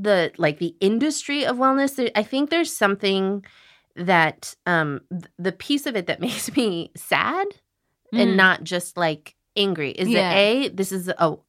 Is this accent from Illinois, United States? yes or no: yes; Illinois, United States; I grew up in Illinois.